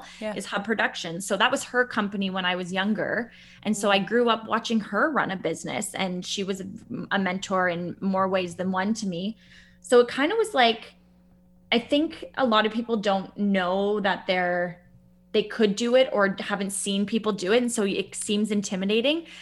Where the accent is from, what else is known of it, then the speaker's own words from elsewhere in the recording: Bracebridge, Ontario, Canada; also born or lived in the city (birthplace); I grew up in Bracebridge in Muskoka. I grew up on Gibbs Road